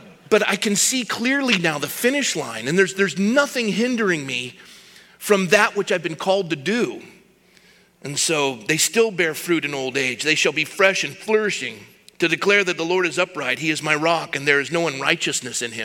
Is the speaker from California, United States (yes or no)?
yes; Coronado, California, United States; I was born and raised in Coronado